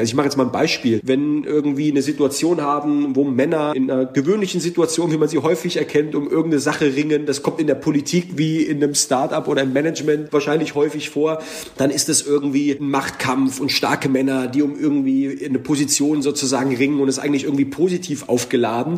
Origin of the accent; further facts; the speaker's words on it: Heidelberg, Baden-Württemberg, Germany; ich bin nicht von hier, ich komme aus Heidelberg. Ja, so, Heidelberg, aber wo bist du denn eingewandert? So, ich bin eingewandert über den Kreissaal des Krankenhauses in Heidelberg